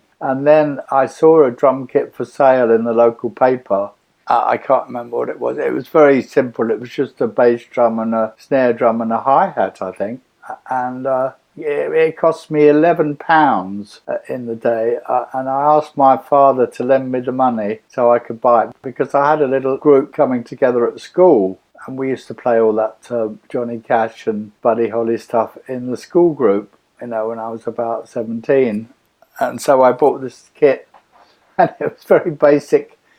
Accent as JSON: {"language": "English", "region": "London", "country": "United Kingdom", "tie": "born or raised there", "said": "Not really, no. I just had the regular life in the suburbs, really."}